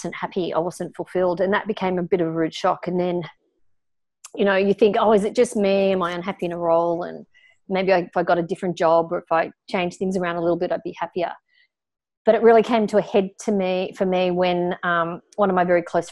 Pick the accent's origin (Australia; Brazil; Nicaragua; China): Australia; I was pretty normal as an Australian kid growing up in an Australian family in the 1970s